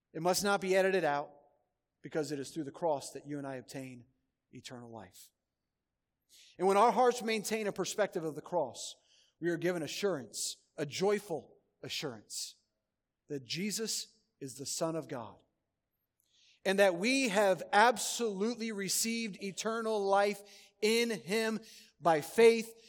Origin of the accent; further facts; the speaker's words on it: Schererville, Indiana, United States; moved away; I grew up in Northwest Indiana